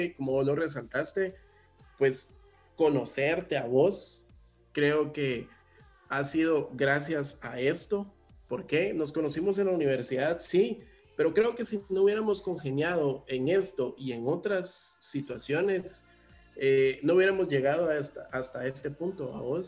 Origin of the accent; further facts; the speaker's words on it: Guatemala; como guatemalteco